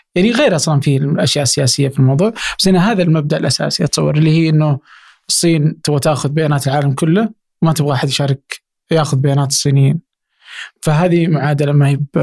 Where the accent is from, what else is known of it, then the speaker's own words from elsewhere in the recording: Abha, Asir, Saudi Arabia; انا مثلا من ابها